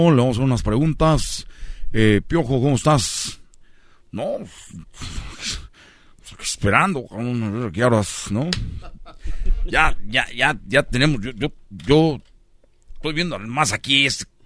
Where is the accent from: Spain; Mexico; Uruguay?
Mexico; Nezahualcóyotl, State of Mexico; also born or lived in Tepito; además yo soy un mexicano de Tepito, de, yo soy de, de Nesa, y tú eres de Brasil